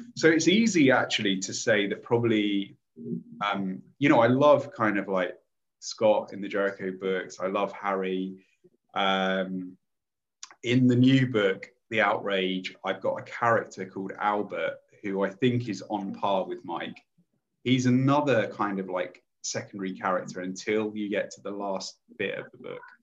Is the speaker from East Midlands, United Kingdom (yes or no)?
yes; Lincolnshire, East Midlands, United Kingdom; I grew up in Lincolnshire, which is a very conservative uh, place anyway